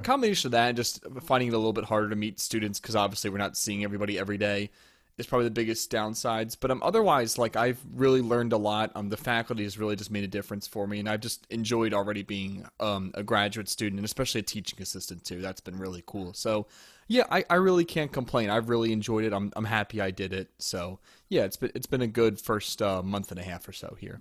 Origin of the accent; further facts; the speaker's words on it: near West Chester, Pennsylvania, United States; moved away as an adult; also born or lived in Louisiana; I grew up near Westchester in Pennsylvania.